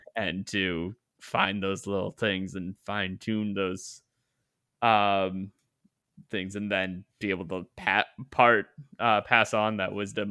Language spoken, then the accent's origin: English; Canada; I am Canadian